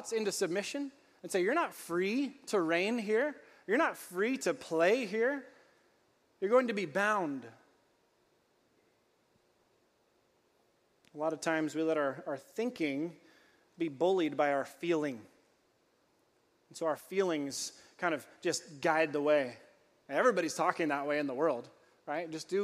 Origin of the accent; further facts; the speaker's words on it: California, United States; I grew up in California